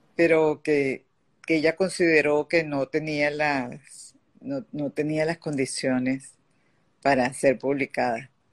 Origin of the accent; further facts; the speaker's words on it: Venezuela; also born or lived in Paris, France; yo, nací en París y, porque mis padres estaban justamente eh, viviendo en Francia en, ese momento, volví a Venezuela de bebé